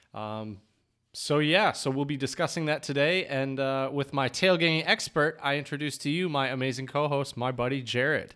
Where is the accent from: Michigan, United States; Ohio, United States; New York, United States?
Michigan, United States; Dexter; moved away; I grew up in Dexter, Michigan, which is right down the road